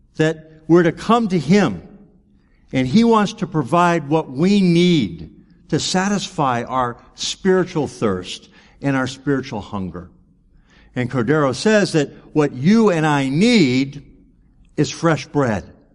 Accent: United States; growing up in America

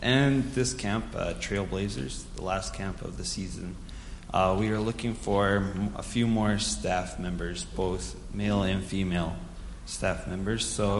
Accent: Unalakleet, Alaska, United States; I'm from Unicleat.

